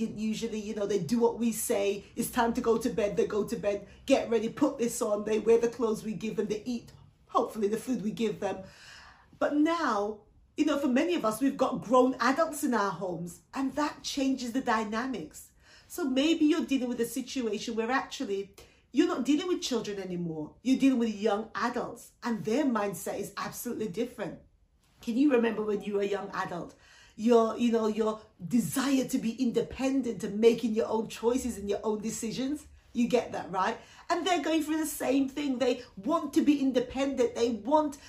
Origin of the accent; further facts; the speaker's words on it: Jamaica; now in United Kingdom; I was born in the Caribbean, so I was born in Jamaica